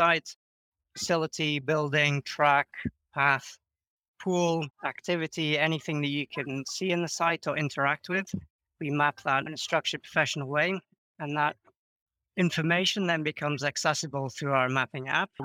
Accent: United Kingdom; moved away as an adult; now in Croatia; Yeah, so I'm British originally, but I've been living in Croatia now for around 10 years

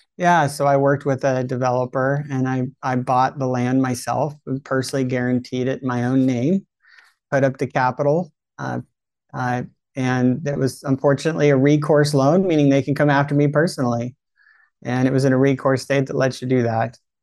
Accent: California, United States; I'm in California. I was raised in California

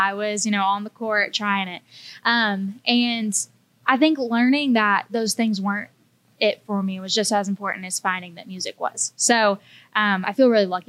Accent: Rockwall, Texas, United States; moved away as an adult; now in Nashville, United States; I'm originally from a small town east of Dallas called Rockwall, but I moved to Nashville just a little bit over 3 years ago

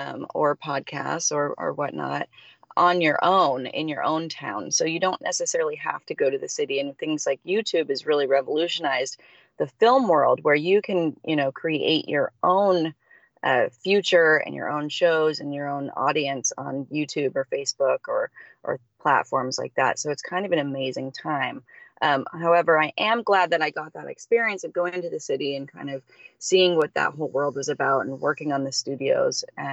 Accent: Salt Lake City, Utah, United States; moved away as an adult; also born or lived in Santa Monica, California; now in Santa Barbara, United States; I lived in Santa Monica, California, which is in LA. And I'm originally from Salt Lake City, Utah. I moved to LA when I was about 23.

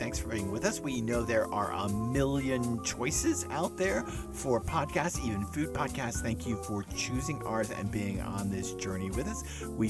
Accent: Dallas, Texas, United States; moved away; also born or lived in Austin, Texas; You probably know I'm from Texas and I grew up in Dallas, but I lived in Austin

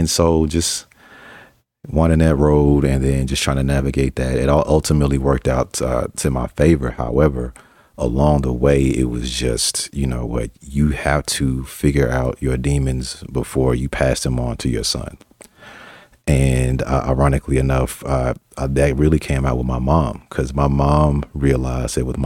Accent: Arkansas, United States; now in Colorado, United States; I'm from Arkansas and I live in Colorado

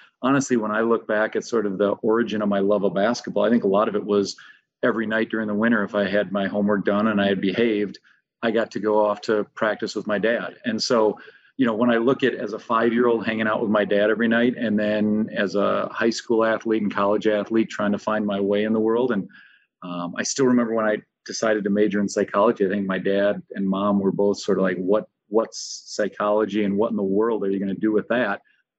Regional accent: St. Paul, Minnesota, United States; I grew up in St. Paul, Minnesota. And so I'm pretty blessed to get to teach and coach in the city I grew up

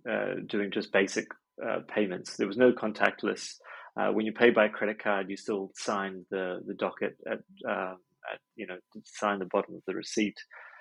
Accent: Hong Kong; moved away; I grew up an expat. So I grew up in Hong Kong with my folks out there. And I think maybe when you're a sort of a third culture kid, that kind of changes your DNA a little bit, perhaps.

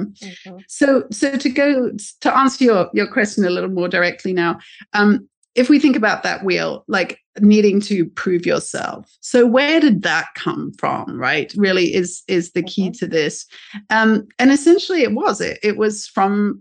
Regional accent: United Kingdom; moved away as an adult; now in United States; as a British person here in the US

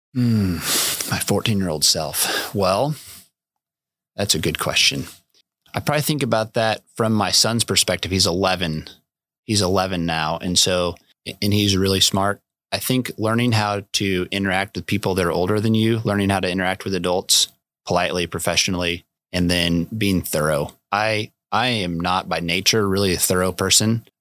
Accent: Manhattan, Kansas, United States; I was born and raised in Manhattan. My parents met at K State and stayed

